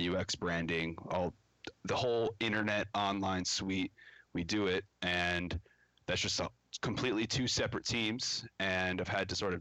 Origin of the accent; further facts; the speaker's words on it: Chicago, Illinois, United States; I'm based out of Chicago, Illinois, born and raised in the Chicagoland area